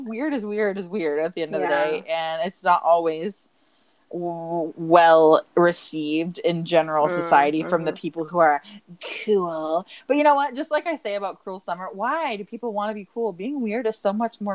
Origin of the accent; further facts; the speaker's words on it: Michigan, United States; near my hometown in Michigan